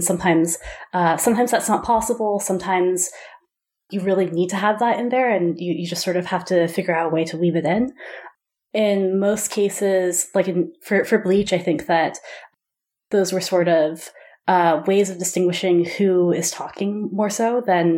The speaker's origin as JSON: {"language": "English", "country": "United States", "said": "I am American"}